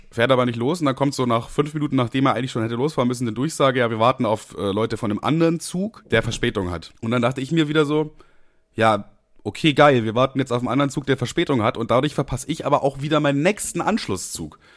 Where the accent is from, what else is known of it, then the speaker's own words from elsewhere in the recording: Amberg, Bavaria, Germany; Also ich bin nach Amberg gefahren, meine Heimat quasi.